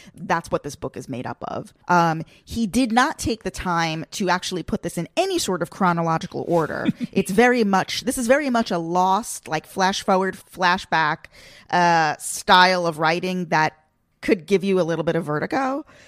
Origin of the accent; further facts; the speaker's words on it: Long Island, New York, United States; It's not my hometown, but I guess you could say my general hometown is Long Island